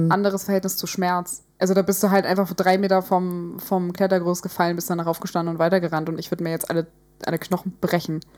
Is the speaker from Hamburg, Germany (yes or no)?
yes; Hamburg, Germany; wir sind aus Hamburg, wir sind in der Nähe von Alster